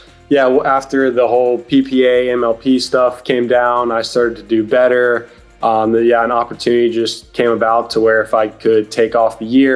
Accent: Greensboro, North Carolina, United States; I'm from Greensboro, North Carolina, where John Isner is also from

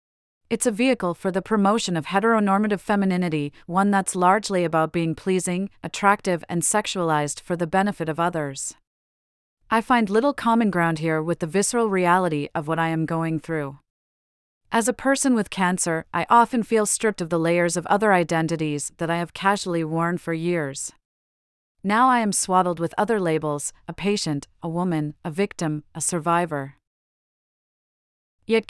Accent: Australia; moved away as an adult; It's forced me to accept that I will, almost definitely, not see my home country, Australia, ever again. I've spent most of the past decade traveling abroad and far away from the antipodes

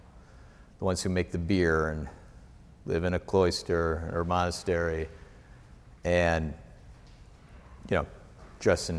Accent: Wisconsin, United States; moved away; I was from Wisconsin.

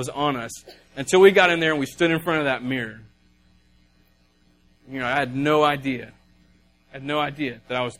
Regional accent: the South, United States; we're from the South and we talk funny

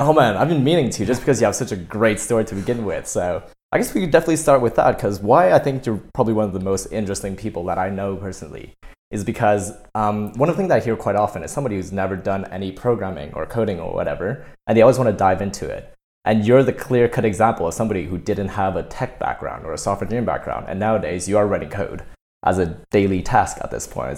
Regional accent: Canada; now in United Kingdom; I'm Canadian

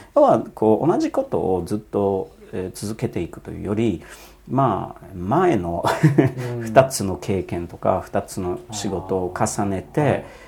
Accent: Poland; Japanese is a second language; also born or lived in Germany / Netherlands / United States; now in Japan; 僕生まれたのは、まあ、ポーランドの共産主義の時の、うんえー、時代でで非常にちっちゃい村で生まれ育って

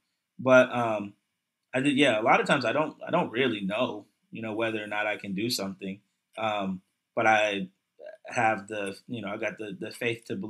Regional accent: Hillsboro, Virginia, United States; also born or lived in Newport News, Virginia / Philadelphia (family); I grew up in a little town. We moved here when I was 10 years old. The town is called Hillsboro

